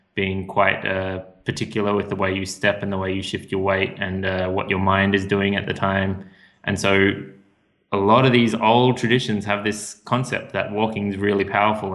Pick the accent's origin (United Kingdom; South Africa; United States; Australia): Australia; moved away as an adult; I come from Australia. The sun's out most of the time there